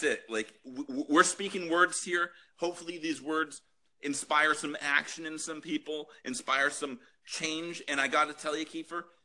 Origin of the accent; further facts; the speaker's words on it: Canada; as a Canadian